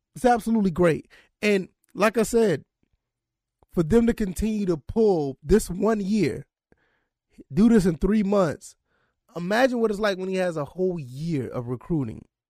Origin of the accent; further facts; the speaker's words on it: Savannah, Georgia, United States; that's my hometown